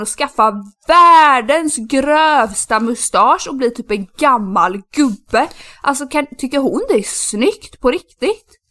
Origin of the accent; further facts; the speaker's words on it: Sweden; moved away; min eh, bästa killkompis som jag har i, eh, i Sverige som jag alltid umgås med när jag är hemma